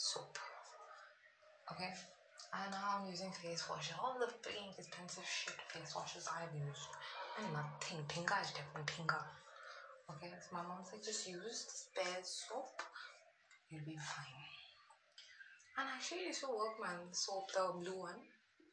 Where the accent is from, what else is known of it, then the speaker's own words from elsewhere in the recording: South India, India; I'm from the south.